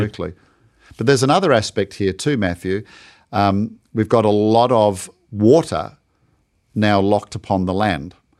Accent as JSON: {"language": "English", "country": "Australia", "said": "my home country of Australia"}